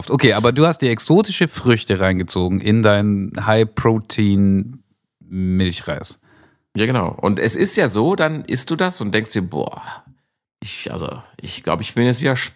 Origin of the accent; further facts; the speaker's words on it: Stuttgart, Baden-Württemberg, Germany; born there; gebürtig in, gebürtig in Stuttgart-Bad-Kennstadt.